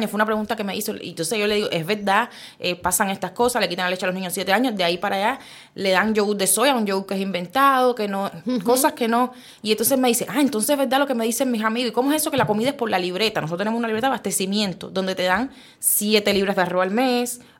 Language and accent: Spanish; Cuba; moved away as an adult; now in Sitges, Spain; lo que somos los cubanos